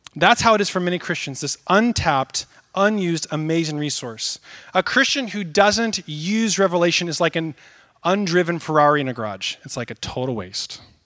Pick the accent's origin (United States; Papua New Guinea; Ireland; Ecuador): United States; Northwest; I grew up in the Northwest, out in the countryside.